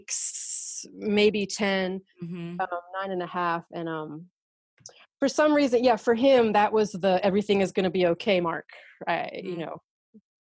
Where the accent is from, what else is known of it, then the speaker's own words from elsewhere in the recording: United States; moved away as an adult; now in France; being an American going through it here